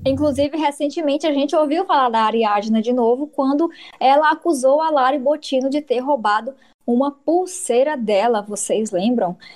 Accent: Piauí, Brazil; eu sou piauiense

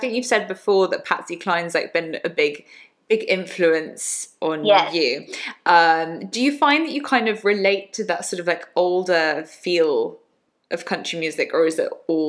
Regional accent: England, United Kingdom; accent: English; in my English accent.

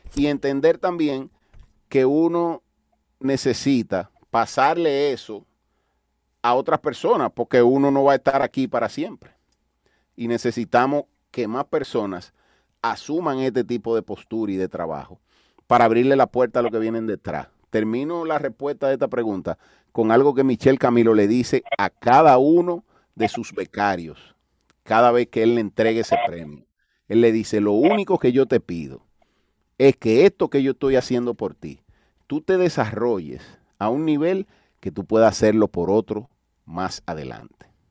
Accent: Dominican Republic; aquí en mi país

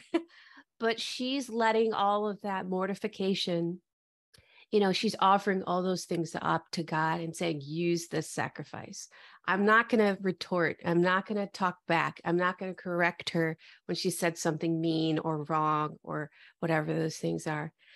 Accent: Detroit, Michigan, United States; moved away as an adult; also born or lived in Dallas, Texas; now in Austin, United States; I was born and raised in the Metro Detroit area

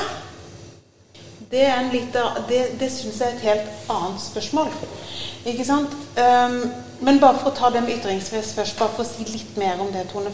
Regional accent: Sørlandet, Norway; now in Sarpsborg, Norway; Jeg vokste opp eh, på Sørlandet

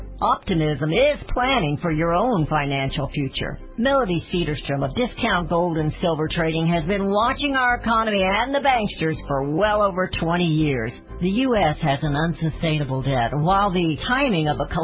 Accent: United States; as American citizens

